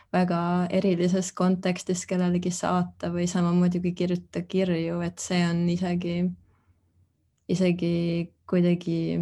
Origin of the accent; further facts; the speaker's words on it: Tartu, Tartu County, Estonia; moved away as an adult; now in Berlin, Germany; ma olen Tartust pärit